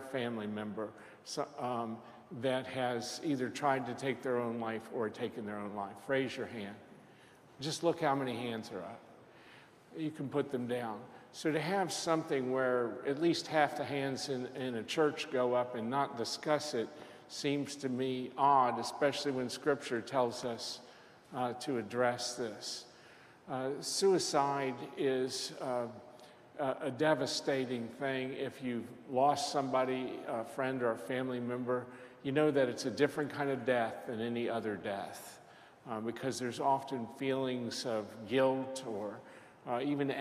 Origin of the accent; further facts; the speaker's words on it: Lexington, United States; I was in my hometown of Lexington